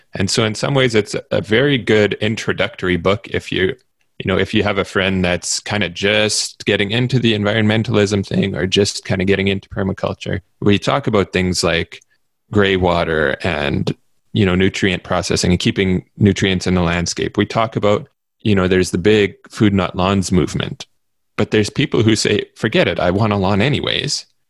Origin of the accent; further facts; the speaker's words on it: Manitoba, Canada; where I live in Canada, uh, especially where I grew up in Manitoba